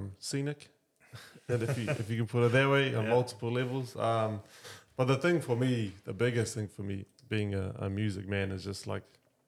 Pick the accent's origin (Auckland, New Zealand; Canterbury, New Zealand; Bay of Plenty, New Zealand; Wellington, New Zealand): Auckland, New Zealand; moved away as an adult; now in Northland, New Zealand; I was born and raised in Auckland.